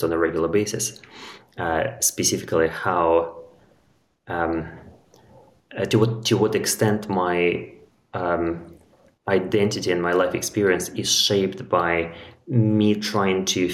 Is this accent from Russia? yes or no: yes; Russia; moved away as an adult; also born or lived in London, United Kingdom; now in Portugal; as a child growing up in Russia